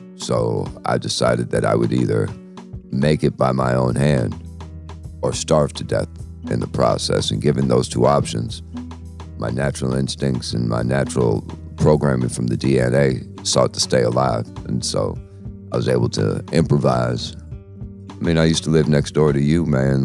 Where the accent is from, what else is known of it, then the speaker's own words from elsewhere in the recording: New York City, New York, United States; where I grew up at in the Bronx